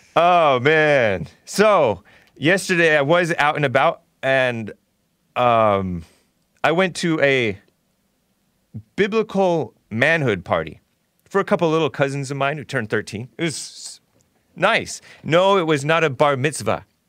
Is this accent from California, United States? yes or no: yes; Temple City, California, United States; also born or lived in El Monte; I grew up in Temple City